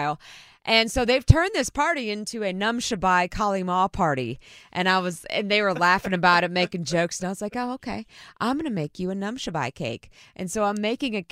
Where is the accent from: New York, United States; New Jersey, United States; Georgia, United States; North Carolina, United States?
North Carolina, United States; Raleigh; I'm from Raleigh.